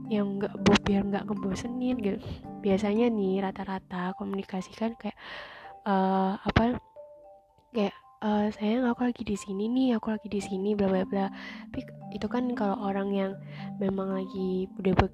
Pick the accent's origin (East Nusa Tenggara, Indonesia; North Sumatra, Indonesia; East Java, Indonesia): East Java, Indonesia; Surabaya; aku udah LDR nih karena aku asalnya Surabaya dia Jakarta gitu kan